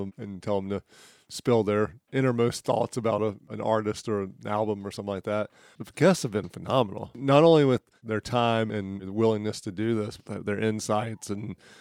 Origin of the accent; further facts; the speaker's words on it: Dunn, North Carolina, United States; I'm from Tidewater too.